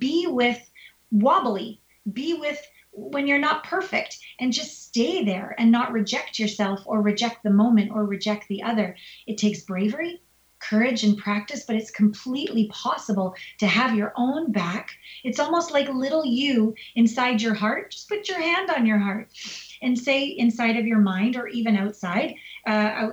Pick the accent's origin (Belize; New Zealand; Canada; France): Canada; now in United States; Canada, my home country